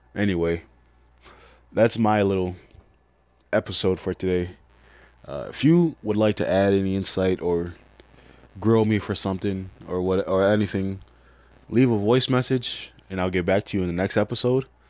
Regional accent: Chicago, Illinois, United States; I'm from Chicago

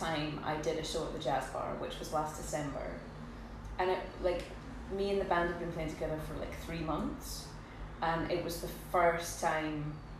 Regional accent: Port Elizabeth, Eastern Cape, South Africa; born there; No, I was born in Port Elizabeth.

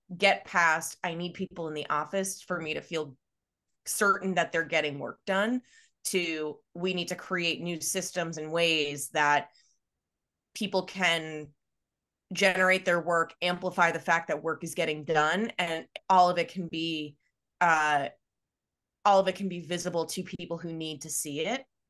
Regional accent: Long Island, New York, United States; also born or lived in Pennsylvania; I grew up on Long Island

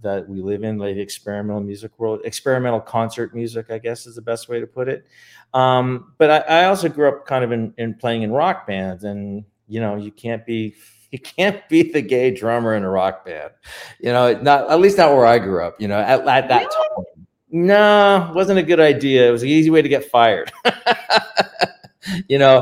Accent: Canada; moved away as an adult; now in Palm Springs, United States; we're Canadian, we were migrating over.

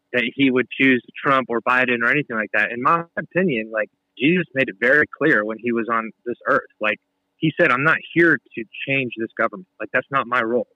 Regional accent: United States; as American Christians

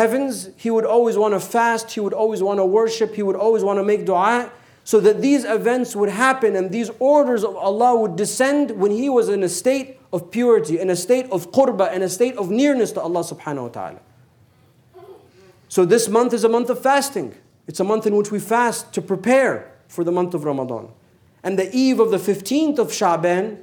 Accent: United States; we're American

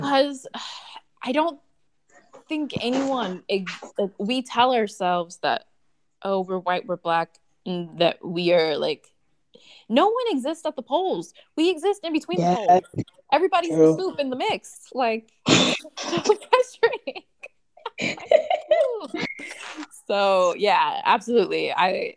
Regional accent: United States; now in Germany; I am American and English speaker

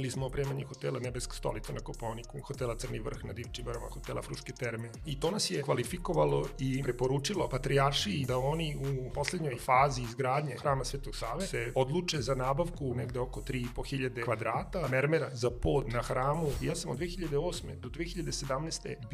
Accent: Smederevska Palanka, Šumadija and Western Serbia, Serbia; moved away as an adult; also born or lived in Belgrade / China; ja sam iz Smederevske palanke i mi smo palančani, kad smo došli u, u Beograd

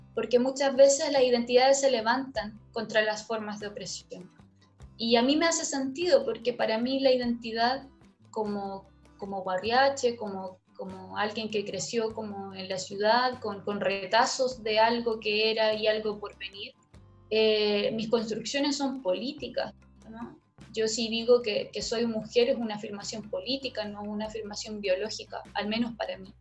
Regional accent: Chile; el lugar donde yo nací, que es la ciudad, pero tampoco es cualquier ciudad, es la periferia de una ciudad

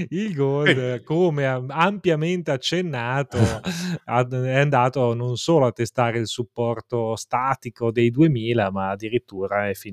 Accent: Milan, Lombardy, Italy; Da buon milanese direi Pandoro.

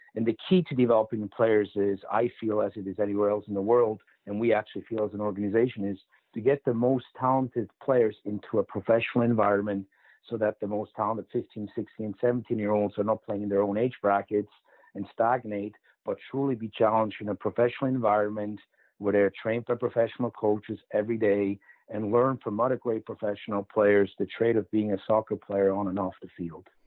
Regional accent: Switzerland; moved away; growing up in Switzerland

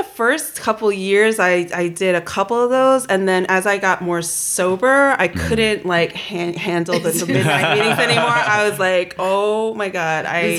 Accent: Queens, New York, United States; also born or lived in Brooklyn; Raised in Queens.

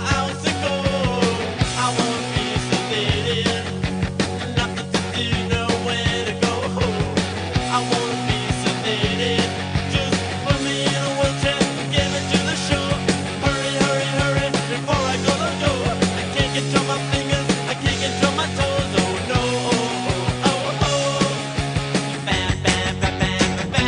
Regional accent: New York City, New York, United States; I grew up in Brooklyn, so New York

